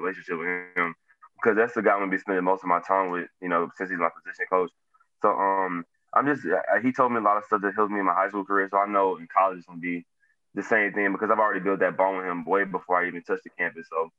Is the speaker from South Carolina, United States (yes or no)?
no; Houston, Texas, United States; They all from my hometown, Houston.